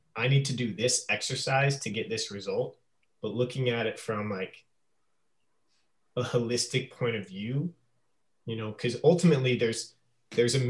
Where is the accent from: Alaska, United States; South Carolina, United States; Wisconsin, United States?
Alaska, United States; also born or lived in Phoenix; now in Portland, United States; I grew up in Alaska.